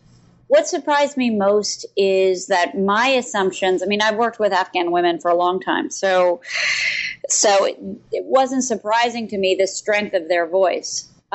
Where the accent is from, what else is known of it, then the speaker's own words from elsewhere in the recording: Philadelphia, Pennsylvania, United States; also born or lived in Chicago / New Hampshire; I moved from Philadelphia to Chicago, and then I went to high school in New Hampshire.